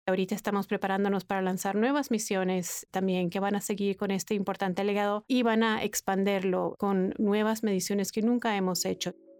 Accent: Venezuela; Yo nací y crecí en Venezuela.

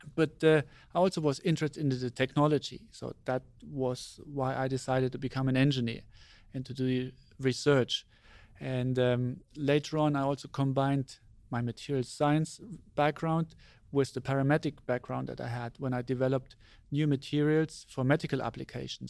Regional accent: Germany; I was born in Germany, and I grew up in Germany

